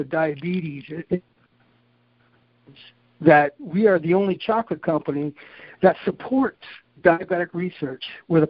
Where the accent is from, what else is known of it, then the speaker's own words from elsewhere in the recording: Canada; also born or lived in Grand Rapids, United States; Most people are saying they're surprised I'm Canadian. They say I speak more like an American, and maybe because I went to school in Michigan